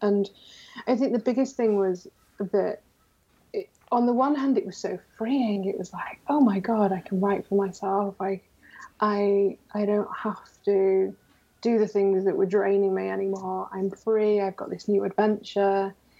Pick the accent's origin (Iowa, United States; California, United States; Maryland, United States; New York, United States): New York, United States; born there; You know, I was born in New York originally. I'm a dual citizen, so it's something I've always wanted to do.